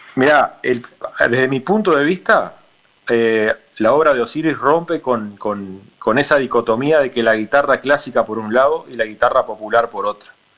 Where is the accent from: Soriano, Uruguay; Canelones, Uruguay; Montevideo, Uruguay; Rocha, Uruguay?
Soriano, Uruguay; yo soy de Soriano